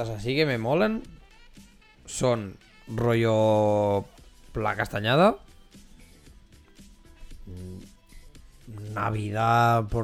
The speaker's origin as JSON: {"language": "Spanish", "country": "Spain", "said": "Sí, porque soy de España."}